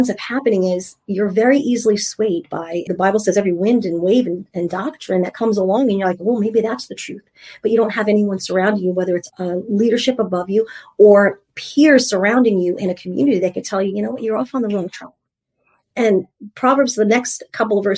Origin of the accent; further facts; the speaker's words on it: New York, United States; I'm from New York. New Yorkers are sarcastic.